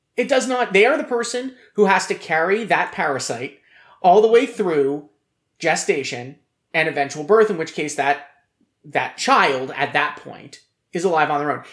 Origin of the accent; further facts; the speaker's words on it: United States; As an American, as a man